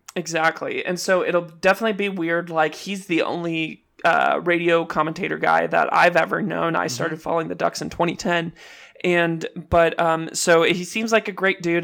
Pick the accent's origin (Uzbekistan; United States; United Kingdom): United States; Southern California; growing up in Southern California, like I didn't really get into like sushi and Japanese food until a little bit later in life, but I grew up around really good Mexican food